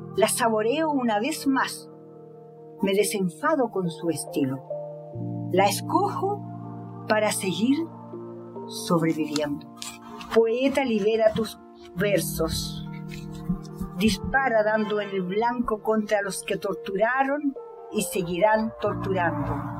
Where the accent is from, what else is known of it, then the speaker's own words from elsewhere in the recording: Chile; moved away as an adult; also born or lived in Russia; el día en que yo salí de Chile, el 12 de octubre de 1973